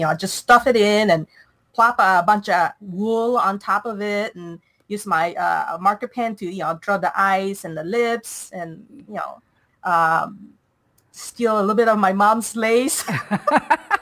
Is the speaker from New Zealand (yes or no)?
no; Malaysia; moved away as an adult; Originally, I'm from Malaysia. I've been here since I was 18 years old